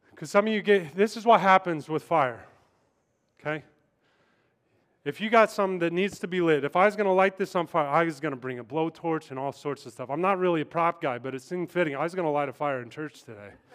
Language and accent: English; Kansas, United States; moved away; I'm in New York, that's why. I'm from Kansas